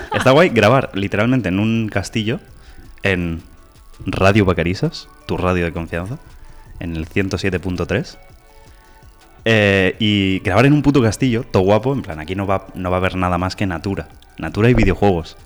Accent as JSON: {"language": "Spanish", "town": "Terrassa", "region": "Catalonia", "country": "Spain", "said": "somos dos chavales de Tarrasa la capital del Vallés"}